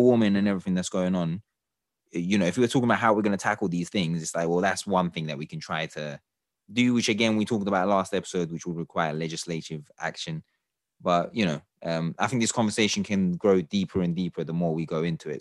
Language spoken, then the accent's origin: English; Turkey; I'm from Turkey myself